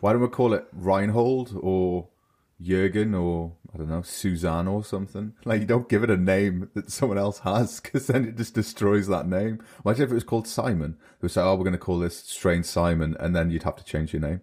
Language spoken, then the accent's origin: English; United Kingdom; now in Germany; I'm British